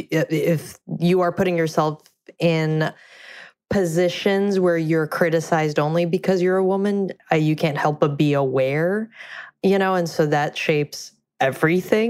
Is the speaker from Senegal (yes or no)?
no; Russia; moved away; I grew up in Russia